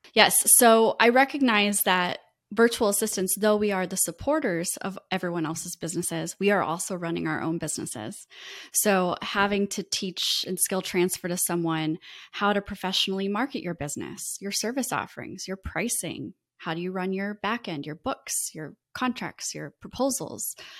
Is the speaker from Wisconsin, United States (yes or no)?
no; Iowa, United States; moved away as an adult; now in Florida, United States; I was raised in the Midwest, in Iowa